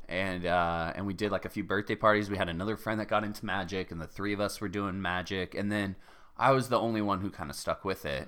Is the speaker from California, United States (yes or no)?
yes; Cardiff by the Sea, California, United States; also born or lived in La Jolla; I was born in La Jolla, and I grew up in Cardiff by the Sea